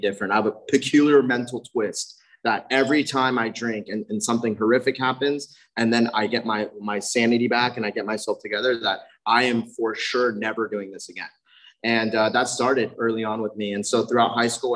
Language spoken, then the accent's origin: English; South Bay, California, United States; also born or lived in Redondo Beach; I grew up in the South Bay